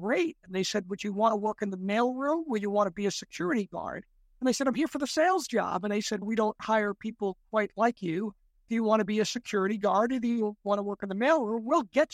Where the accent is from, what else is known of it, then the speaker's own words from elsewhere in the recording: New York City, New York, United States; I grew up in the Bronx, New York, part of New York City